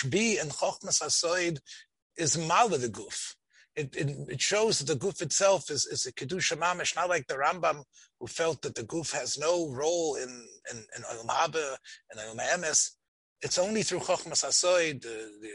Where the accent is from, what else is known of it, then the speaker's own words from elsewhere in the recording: Memphis, Tennessee, United States; I was growing up in Memphis, Tennessee